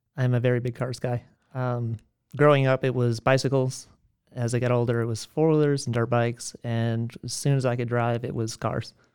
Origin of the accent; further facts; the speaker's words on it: McDonough, Georgia, United States; I spent the last eighteen years, um, in a town just south of South Atlanta